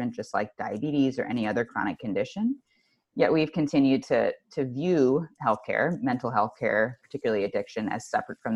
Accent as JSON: {"language": "English", "area": "just outside of Cleveland", "region": "Ohio", "country": "United States", "tie": "born or raised there", "said": "I grew up just outside of Cleveland, Ohio"}